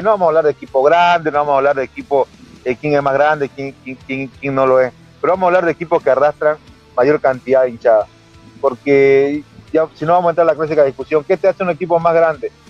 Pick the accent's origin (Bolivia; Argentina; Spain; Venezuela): Bolivia; Santa Cruz; hablando como un cruceño más